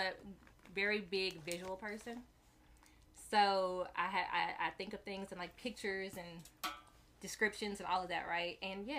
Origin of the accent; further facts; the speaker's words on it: Arkansas, United States; also born or lived in California; I was born in California, but I was raised in Arkansas pretty much my whole entire life.